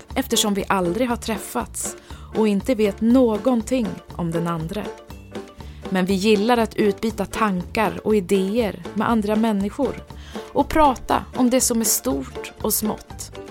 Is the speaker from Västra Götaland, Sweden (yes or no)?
no; Linköping, Östergötland, Sweden; moved away as an adult; also born or lived in Stockholm; now in Nyköping, Sweden; jag är född i Linköping, ah. eh, där jag också är uppvuxen, men flyttade till Stockholm direkt efter gymnasiet